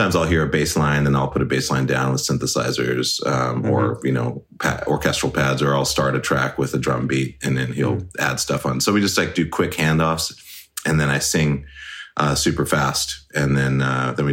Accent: Great Falls, Montana, United States; moved away as an adult; also born or lived in Seattle, Washington; I'm actually from Montana. Okay. I grew up in Montana.

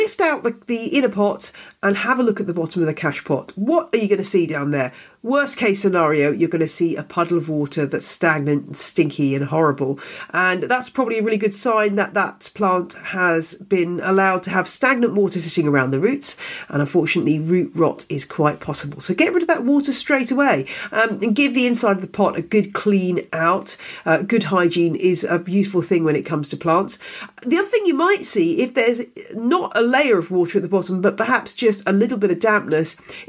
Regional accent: United Kingdom; being a Brit

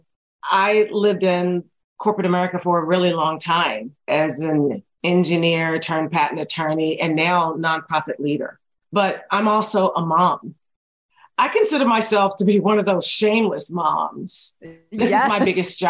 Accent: rural Virginia, United States; now in Seattle, United States; I was born and raised in Virginia, though. So I'm in Seattle now

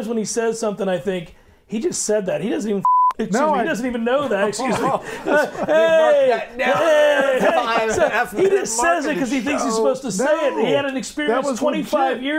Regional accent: Florida, United States; I grew up in Florida

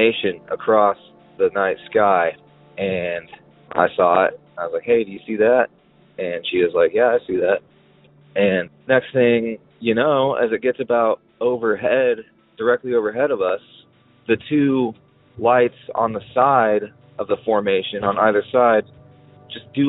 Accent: western Kansas, United States; my hometown out in western Kansas

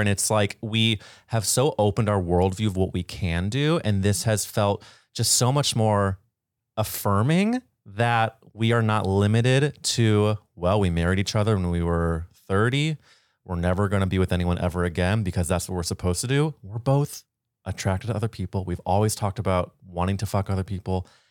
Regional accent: St. Louis, Missouri, United States; moved away; I grew up in Saint Louis, Missouri

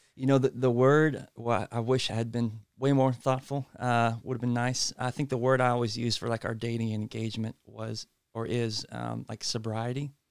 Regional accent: Franklin, Tennessee, United States; also born or lived in Uganda; I grew up in Franklin. Both grew up, like, here in Middle Tennessee

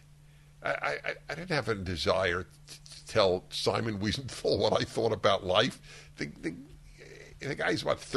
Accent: New York, United States; moved away as an adult; I used to go to Carnegie Hall every week when I lived in New York till I was 25, 26

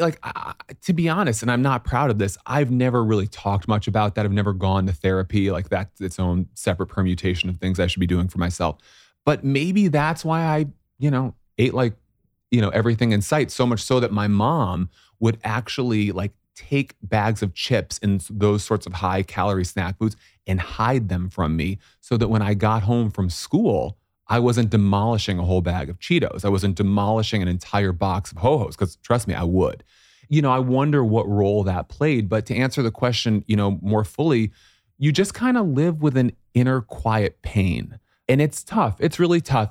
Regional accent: Syracuse, New York, United States; moved away; I grew up in Syracuse, New York

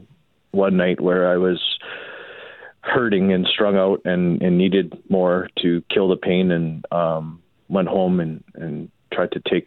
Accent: Winnipeg, Manitoba, Canada; I grew up in St. Boniface.

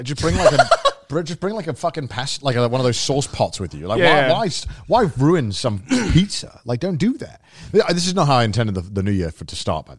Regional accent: United Kingdom; now in Japan; we're British men.

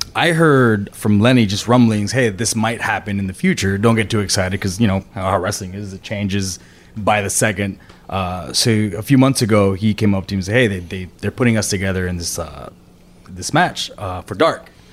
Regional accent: Puerto Rico; I was born and raised in Puerto Rico

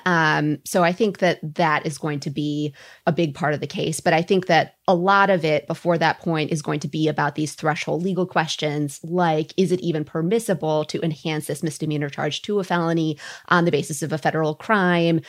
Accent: Minnesota, United States; I'm Minnesotan

